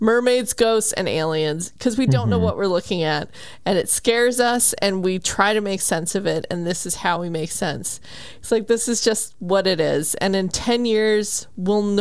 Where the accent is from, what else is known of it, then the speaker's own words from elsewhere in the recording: New Mexico, United States; I am also from New Mexico